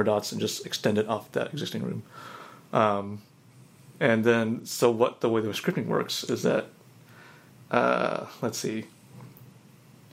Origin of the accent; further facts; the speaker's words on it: Los Angeles, California, United States; also born or lived in San Diego; I grew up in Los Angeles